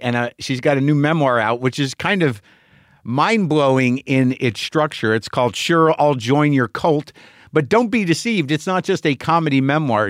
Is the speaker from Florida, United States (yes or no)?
no; Albuquerque, New Mexico, United States; moved away; Albuquerque, New Mexico, my hometown